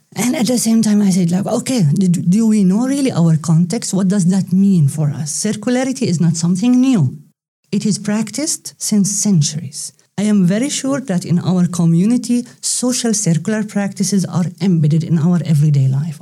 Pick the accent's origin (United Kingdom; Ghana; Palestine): Palestine; moved away as an adult; also born or lived in Leuven, Belgium / Brussels, Belgium / Zaragoza, Spain; now in Netherlands; I come originally from Palestine